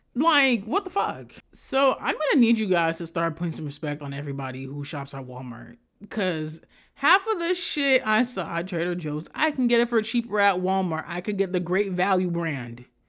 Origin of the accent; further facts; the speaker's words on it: Haiti; moved away; The way I grew up in Haiti, the shit where y'all see where, oh, they're living in, like, these houses, I didn't live like that in Haiti